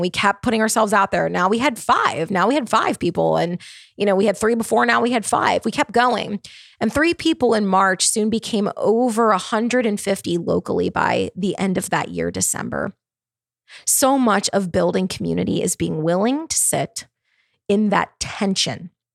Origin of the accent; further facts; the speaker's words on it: Baltimore, Maryland, United States; moved away as an adult; also born or lived in Charlotte, North Carolina; now in Nashville, United States; I'm from Baltimore, Maryland. I spent many years living in Baltimore, Maryland.